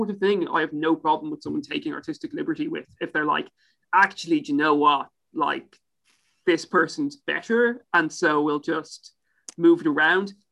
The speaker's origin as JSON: {"language": "English", "town": "Ipswich", "region": "East of England", "country": "United Kingdom", "said": "I'm, I'm from Ipswich."}